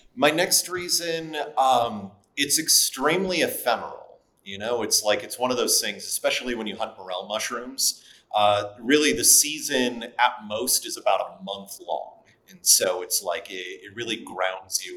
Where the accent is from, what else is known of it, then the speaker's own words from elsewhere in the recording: Wisconsin, United States; I grew up in Wisconsin